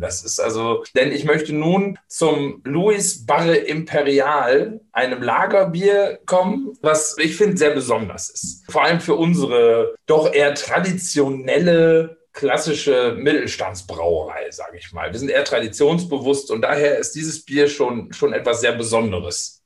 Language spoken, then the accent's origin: German; Steinfurt, North Rhine-Westphalia, Germany; ich bin aufgewachsen in der Nähe von Münster, in, in Steinfurt heißt es heute. Früher sagte man noch Borkhorst